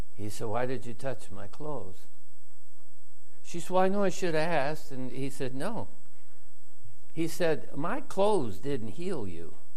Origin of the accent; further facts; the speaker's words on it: United States; I'm from America